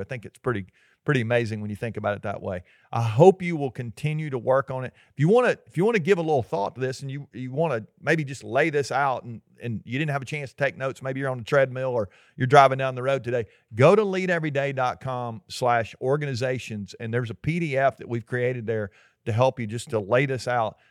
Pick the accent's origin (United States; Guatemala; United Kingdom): United States; Georgia; we're from Georgia